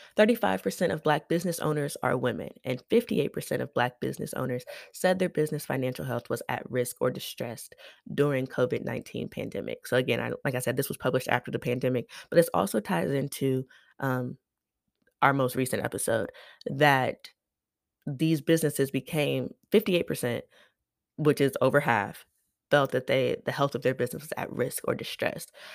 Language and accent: English; United States; I am an American